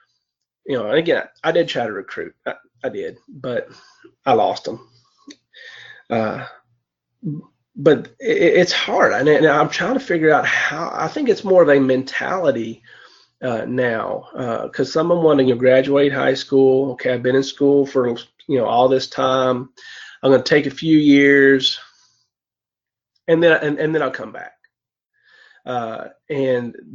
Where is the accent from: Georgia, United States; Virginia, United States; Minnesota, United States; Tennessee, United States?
Virginia, United States; Lee County; I'm from Lee County, Virginia